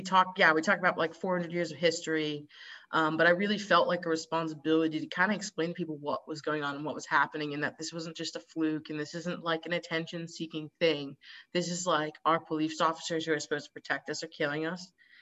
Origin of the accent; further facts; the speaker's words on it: Connecticut, United States; moved away as an adult; also born or lived in New York / Austin, Texas; now in Netherlands; I was born in New York. I was raised in Connecticut.